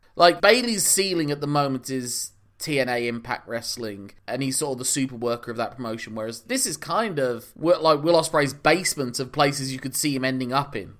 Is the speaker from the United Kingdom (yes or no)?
yes; United Kingdom; also born or lived in Ireland; I'm British by way of Ireland.